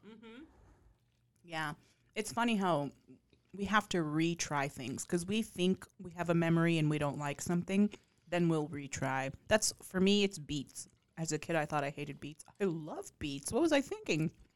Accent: outside of El Paso, Texas, United States; moved away; I grew up with hole in the walls that are incredibly famous from the back roads of, um, outside of El Paso

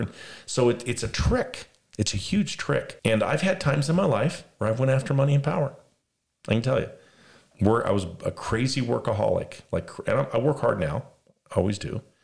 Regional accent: Las Vegas, Nevada, United States; I was raised in Las Vegas

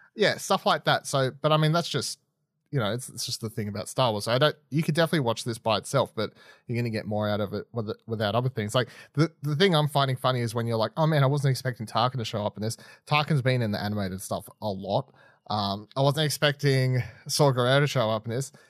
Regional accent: Australia; I'm Australian

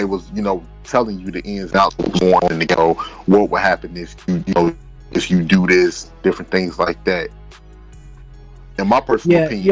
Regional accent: Chicago, Illinois, United States; me being a Chicagoan

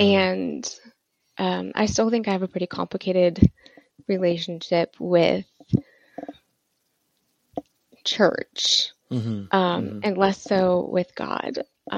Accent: Midwest, United States; now in Austin, United States; But I grew up in the Midwest and with a really conservative Christian family. And my family moved around quite a bit growing up. So I've sort of lived all over.

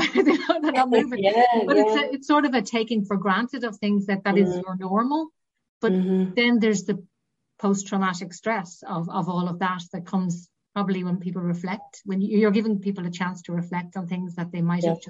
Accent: Dublin, Leinster, Ireland; moved away as an adult; now in Northern Ireland, United Kingdom; I'm actually from Dublin, so I didn't grow up here. But I remember when I came up here at first, and it was in the late 90s

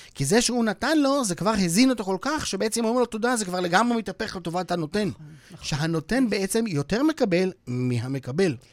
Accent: Switzerland; now in Israel; אני שוויצרי במקום נולדתי בשוויץ

